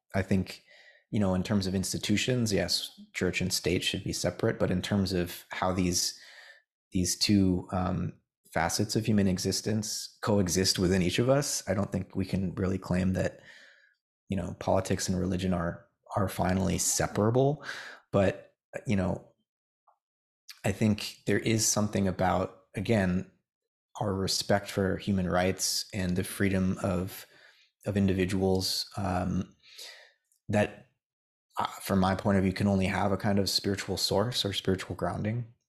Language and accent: English; United States; as an American